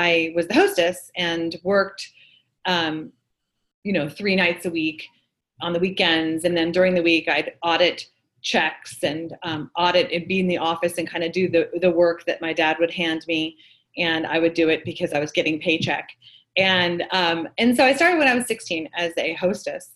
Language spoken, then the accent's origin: English; Manhattan Beach, California, United States; So I grew up in Manhattan Beach, and my father opened a restaurant